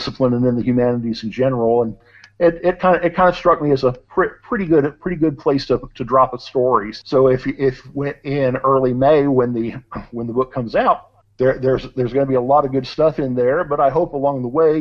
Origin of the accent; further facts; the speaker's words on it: suburbs of Cincinnati, Northern Kentucky, United States; I grew up over on the Kentucky side of the river, so the suburbs of Cincinnati